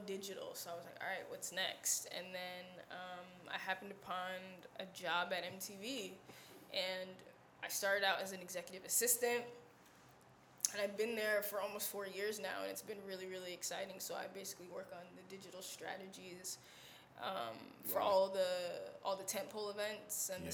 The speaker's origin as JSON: {"language": "English", "region": "New Jersey", "country": "United States", "tie": "born or raised there", "also_born_or_lived": "Washington, D.C.", "moved": "as an adult", "lives_now": "New York, United States", "said": "I'm originally from New Jersey"}